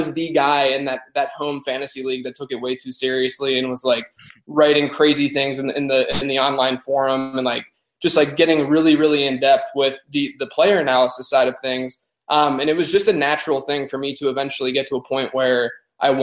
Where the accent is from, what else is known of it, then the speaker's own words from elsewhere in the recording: Pittsburgh, Pennsylvania, United States; moved away as an adult; now in Charlotte, United States; I grew up in Pittsburgh, born and raised whole life until after college